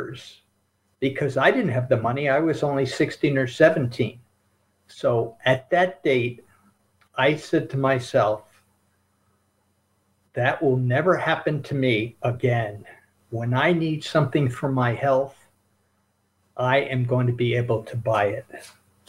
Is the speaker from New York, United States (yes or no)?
yes; Albany, New York, United States; I grew up in Albany, New York